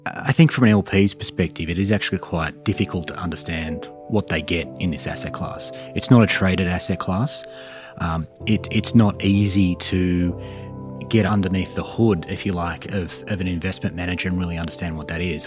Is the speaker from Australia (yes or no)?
yes; Sydney, New South Wales, Australia; moved away as an adult; now in Charlotte, United States; So in Sydney.